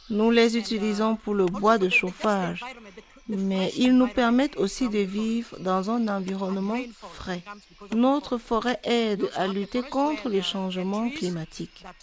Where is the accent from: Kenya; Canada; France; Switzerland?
Kenya; western Kenya, Siaya County; Je viens du comté de Siaya qui se trouve dans la partie occidentale du Kenya. Je viens d'une communauté où il y a des petits agriculteurs.